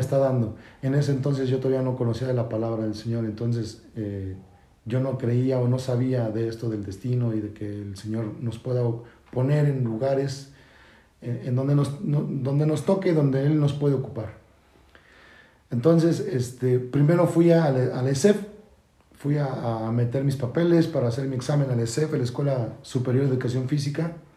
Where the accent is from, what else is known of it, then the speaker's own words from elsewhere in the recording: Mexico City, Mexico; moved away as an adult; now in Querétaro, Mexico; Soy nacido de la Ciudad de México y emigrado desde hace 14 años aquí en la ciudad de Querétaro